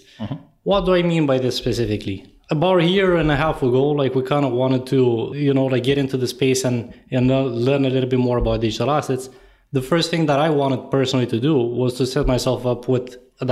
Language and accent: English; Romania; moved away as an adult; now in Toronto, Canada; I was born and raised in Eastern Europe in Romania, completed a bachelor's in computer science there